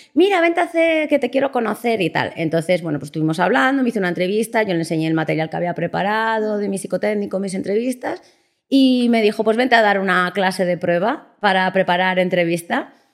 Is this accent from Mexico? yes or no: no; Salamanca, Castile and León, Spain; moved away as an adult; also born or lived in Las Palmas de Gran Canaria; now in Madrid, Spain; me vine para Madrid, que yo soy de Salamanca